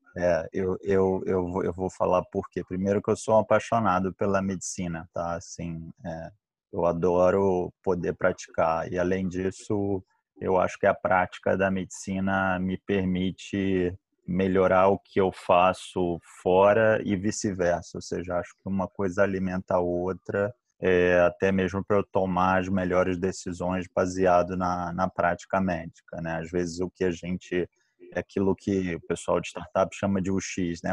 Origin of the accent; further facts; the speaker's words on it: Rio de Janeiro, Brazil; accent: carioca; also born or lived in São Paulo / Pittsburgh; Meu sotaque não me deixa mentir, sou carioca